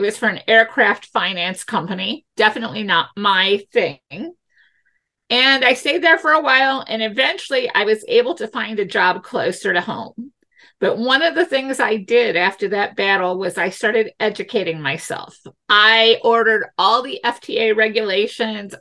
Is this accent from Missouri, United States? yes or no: yes; St. Louis, Missouri, United States; we all say we're from St. Louis